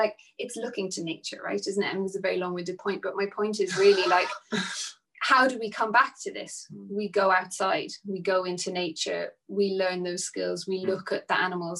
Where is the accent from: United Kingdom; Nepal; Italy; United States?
Nepal; moved away; When I grew up in Nepal, it was a way of life.